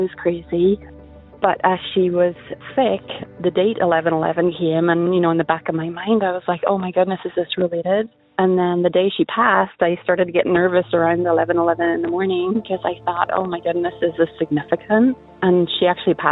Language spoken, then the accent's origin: English; Northern Ireland, United Kingdom; now in Indiana, United States; I'm from Northern Ireland, but I live in Indiana